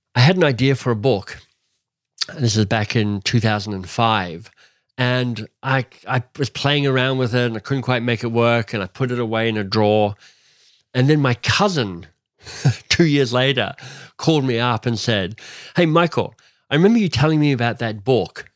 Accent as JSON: {"language": "English", "country": "Australia", "tie": "born or raised there", "moved": "yes", "lives_now": "Canada", "said": "I was born in Australia, but I was born to a British father"}